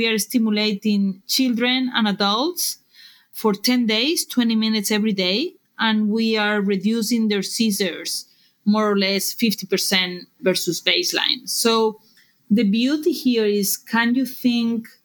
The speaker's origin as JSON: {"language": "English", "town": "Barcelona", "region": "Catalonia", "country": "Spain", "second_language": "English", "moved": "as an adult", "lives_now": "United States", "said": "We were incorporated in 2011 in Barcelona, as you can tell by my accent"}